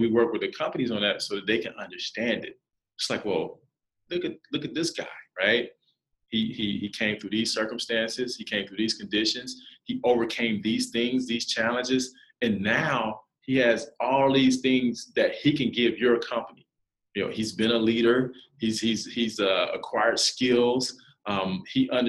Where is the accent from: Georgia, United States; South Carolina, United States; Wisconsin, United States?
South Carolina, United States; moved away as an adult; for a kid to be 19, never been out, I'm from South Carolina, never been out of the state